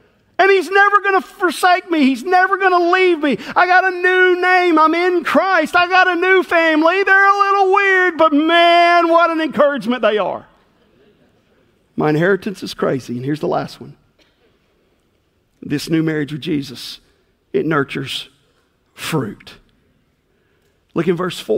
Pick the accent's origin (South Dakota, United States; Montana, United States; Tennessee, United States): Tennessee, United States; McNairy County, rural West; I grew up in rural West Tennessee